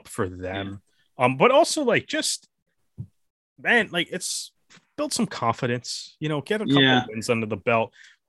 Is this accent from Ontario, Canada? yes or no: yes; Toronto, Ontario, Canada; growing up in Toronto